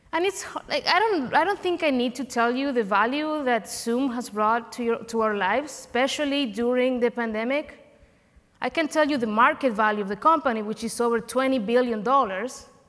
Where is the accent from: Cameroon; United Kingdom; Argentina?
Argentina; moved away as an adult; now in United States; I am an immigrant. I am from Argentina.